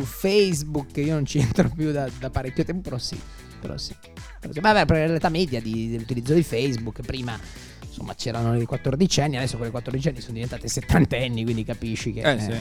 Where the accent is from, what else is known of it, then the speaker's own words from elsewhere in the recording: Milan, Lombardy, Italy; sono di Milano, abito qua